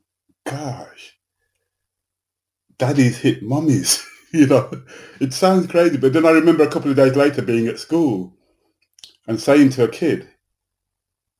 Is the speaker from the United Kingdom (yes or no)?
yes; Birmingham, West Midlands, United Kingdom; I was born in England, but in a Caribbean community in Birmingham